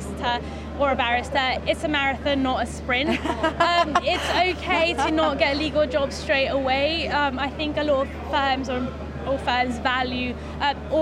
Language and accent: English; Venezuela; now in United Kingdom; I am actually originally from Venezuela